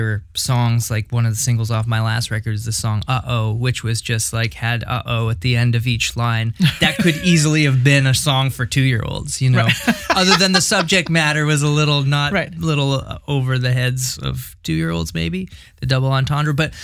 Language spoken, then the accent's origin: English; Hamilton, Ontario, Canada; also born or lived in West Coast / Montreal; now in Ottawa, Canada; I grew up in Hamilton